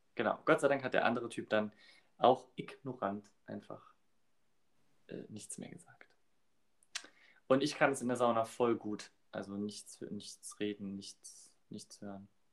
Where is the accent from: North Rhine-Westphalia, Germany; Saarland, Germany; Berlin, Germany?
Saarland, Germany; Saarbrücken; bei uns in Saarbrücken